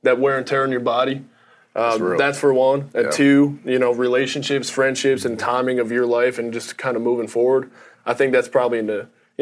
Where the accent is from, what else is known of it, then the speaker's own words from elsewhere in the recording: Frackville, Pennsylvania, United States; Frackville, small, cold region town, not much going on, just very blue collar.